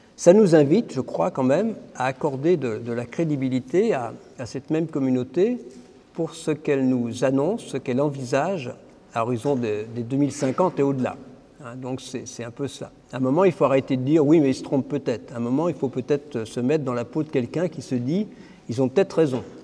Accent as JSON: {"language": "French", "region": "Brittany", "country": "France", "moved": "yes", "lives_now": "Paris, France", "said": "comme on est breton"}